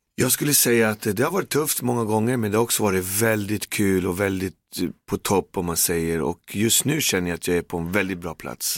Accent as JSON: {"language": "Swedish", "country": "Sweden", "tie": "born or raised there", "said": "Jag har bott i förorten snart till 50 år och jag bor där jag växte upp, där jag kommer ifrån"}